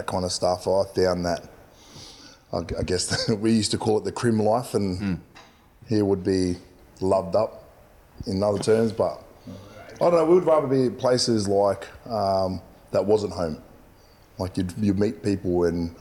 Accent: Doonside, New South Wales, Australia; Little place called Dooney, down Dooneside.

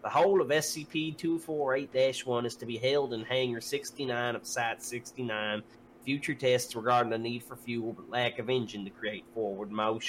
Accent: United States; I am American.

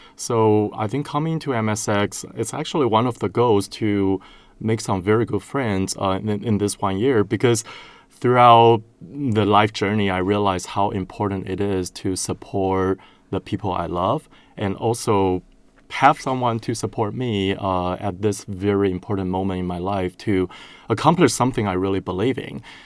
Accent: Taiwan; moved away as an adult; now in United States; I'm originally from Taiwan

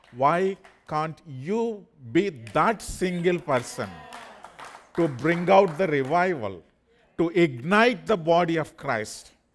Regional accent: India; English is a second language; According to the Indian passport records, my qualification is just only seventh grade

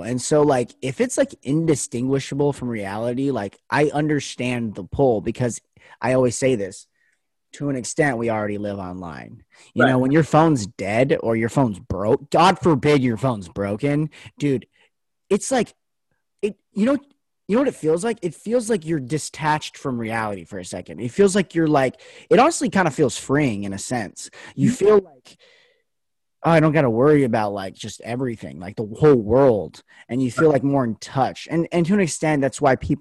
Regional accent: Las Vegas, Nevada, United States; moved away as an adult; now in Oregon, United States; I go to school in Oregon, but I'm from Vegas, so my family's down there

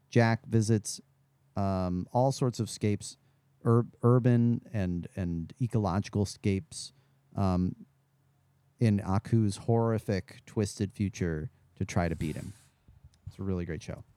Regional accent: Midwest, United States; I grew up in the Midwest

